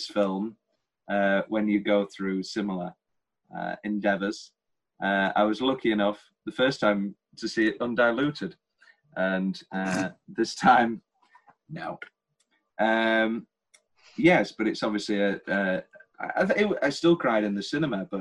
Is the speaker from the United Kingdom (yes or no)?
yes; United Kingdom; we're British